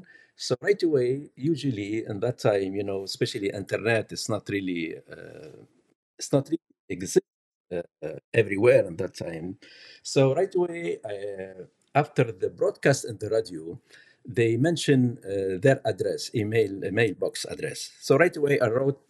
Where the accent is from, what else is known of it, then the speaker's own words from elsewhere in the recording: Tunisia; English is a second language; now in Canada; I came from North Africa, from Tunisia, as a Muslim